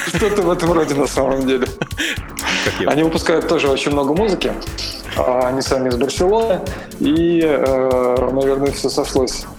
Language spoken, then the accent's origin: Russian; Samara, Samara Oblast, Russia; в родном городе городе, это город Самара